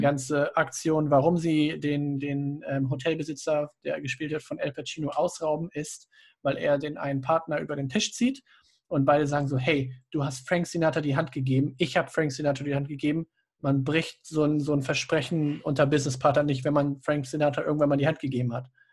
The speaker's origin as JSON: {"language": "German", "country": "Germany", "said": "für uns als Deutsche"}